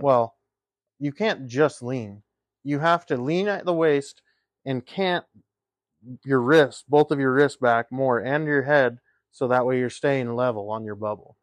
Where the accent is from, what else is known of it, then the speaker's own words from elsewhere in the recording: the West, United States; we grew up in the West